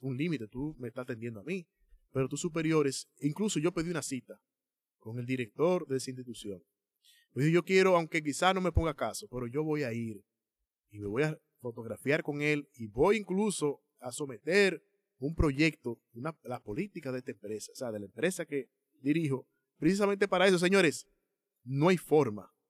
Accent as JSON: {"language": "Spanish", "country": "Dominican Republic", "said": "nosotros como dominicanos"}